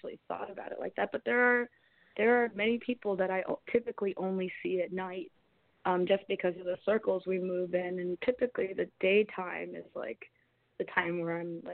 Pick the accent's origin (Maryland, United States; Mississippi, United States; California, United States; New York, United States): Maryland, United States; Columbia; I grew up in Columbia, Maryland, which is like between Baltimore and D.C.